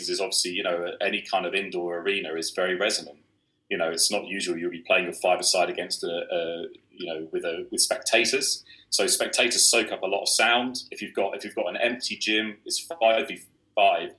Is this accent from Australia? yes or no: no; West Country, South West England, United Kingdom; moved away; I grew up in the West Country